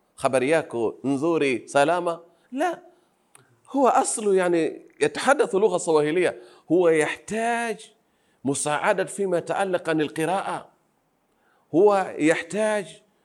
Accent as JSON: {"language": "Arabic", "region": "Pemba Island", "country": "Tanzania", "second_language": "Arabic", "said": "نحن أهل الجزيرة"}